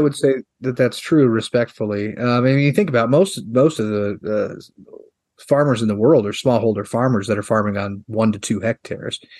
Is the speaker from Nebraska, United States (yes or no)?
yes; York, Nebraska, United States; my hometown uh, there in York, Nebraska